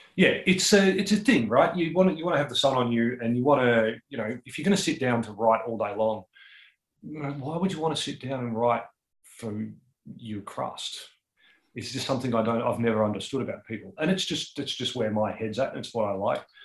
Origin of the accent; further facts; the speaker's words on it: Newstead, Victoria, Australia; also born or lived in Melbourne; It's my it's actually my hometown. So I grew up there